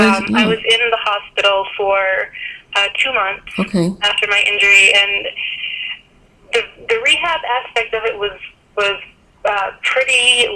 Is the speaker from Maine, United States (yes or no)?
yes; Maine, United States; I mean, growing up in Maine, as a kid, I climbed trees all the time.